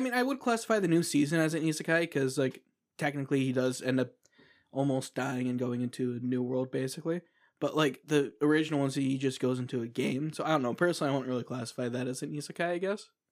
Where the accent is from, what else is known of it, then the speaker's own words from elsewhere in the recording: United States; as an American